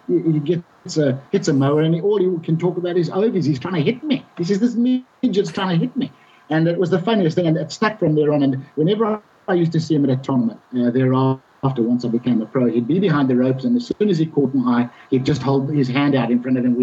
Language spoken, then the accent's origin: English; Bulawayo, Zimbabwe; I ever played in the golf club in Bulawayo, in my hometown